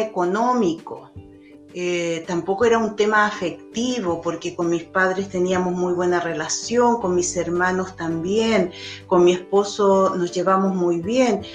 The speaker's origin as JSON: {"language": "Spanish", "country": "Chile", "also_born_or_lived": "Europe", "said": "con mi esposo nos fuimos de Chile, nos fuimos a Europa, estuvimos tres años trabajando, viajando. Eh, y luego de ese tiempo volvimos a Chile"}